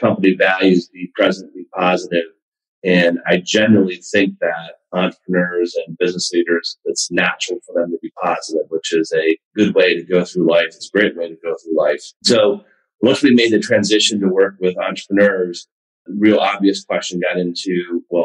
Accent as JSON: {"language": "English", "town": "Buffalo", "region": "New York", "country": "United States", "tie": "born or raised there", "also_born_or_lived": "Cleveland, Ohio / Ohio State", "said": "I was born in Cleveland. I went to high school in Buffalo, in a small town in Buffalo"}